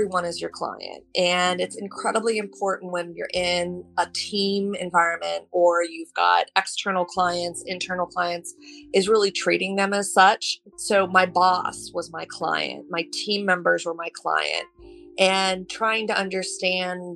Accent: Ohio, United States; I grew up in Ohio

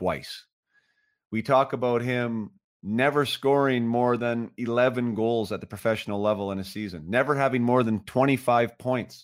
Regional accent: Vernon, British Columbia, Canada; my hometown, and that hometown is Vernon, British Columbia

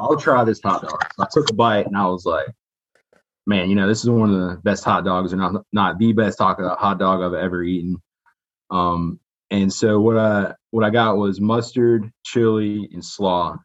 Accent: Raleigh, North Carolina, United States; also born or lived in Michigan; I'm from Michigan. Grew up in Raleigh

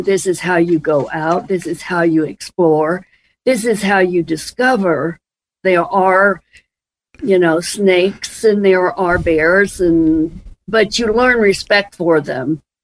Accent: Transylvania County, Western North Carolina, United States; growing up in Western North Carolina.

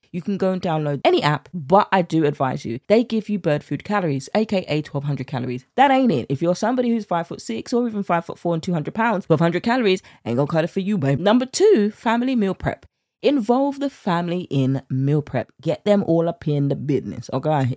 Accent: United Kingdom; accent: British; with my British accent

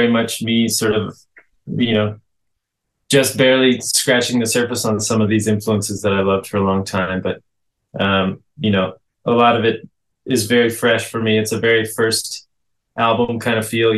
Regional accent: Los Angeles, California, United States; I was raised here in LA.

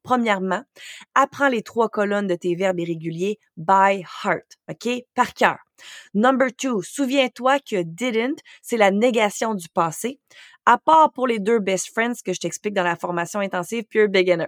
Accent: Quebec, Canada; first language French; moved away as an adult; J'ai quitté le Québec à l'âge de 18 ans

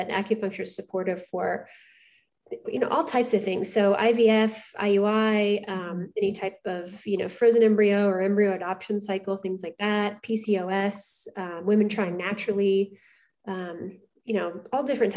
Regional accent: Midwest, United States; moved away as an adult; also born or lived in Indiana; I'm from the Midwest. So, my husband moved here from Indiana in 2016.

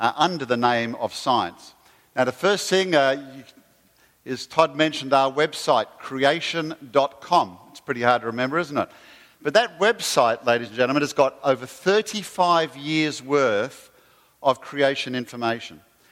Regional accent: Australia; moved away; don't call me English, because I'm Australian

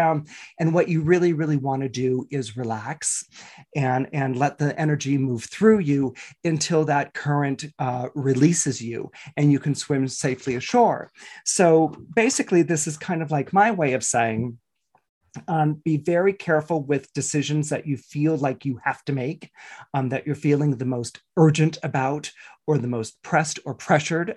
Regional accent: Northern California, United States; when I was growing up in Northern California

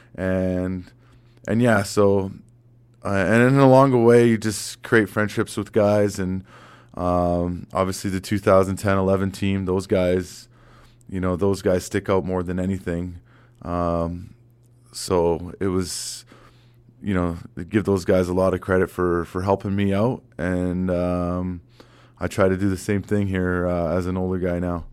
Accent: Vancouver, British Columbia, Canada; moved away as an adult; also born or lived in Boston / Manhattan Beach; now in Calgary, Canada; growing up in Vancouver, you had the mountains and the ocean

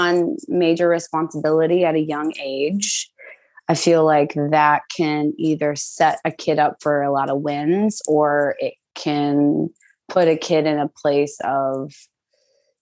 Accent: St. Cloud, Minnesota, United States; moved away as an adult; now in New York City, United States; I grew up in St. Cloud, Minnesota, born and raised up until I was 18

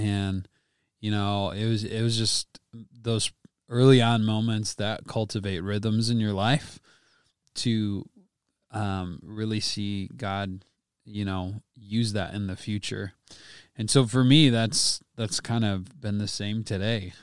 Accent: Wisconsin, United States; I grew up in Wisconsin

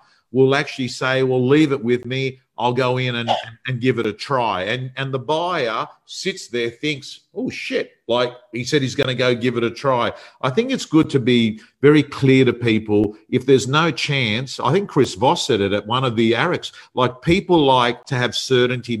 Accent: Sydney, New South Wales, Australia; It was a suburb I was brought up in. I was brought up actually on Holmesdale Street

